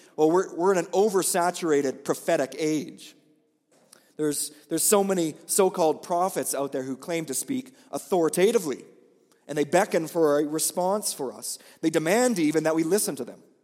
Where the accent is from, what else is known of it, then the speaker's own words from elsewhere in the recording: Olds, Alberta, Canada; moved away; I grew up here in Olds, so Olds is not unfamiliar territory for me.